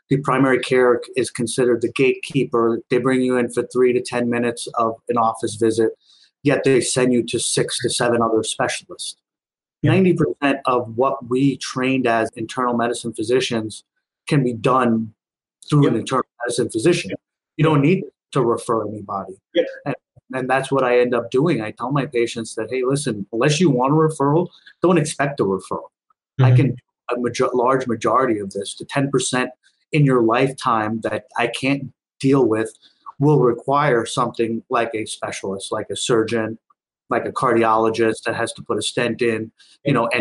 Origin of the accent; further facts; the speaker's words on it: Long Island, New York, United States; also born or lived in India; growing up on Long Island